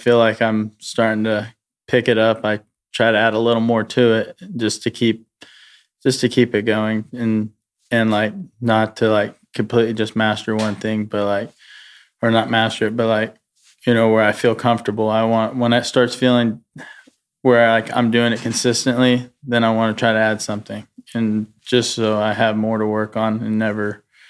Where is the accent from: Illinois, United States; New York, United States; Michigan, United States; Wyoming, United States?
Wyoming, United States; Cody; I grew up around Cody, high school rodeo, and junior rodeo and stuff.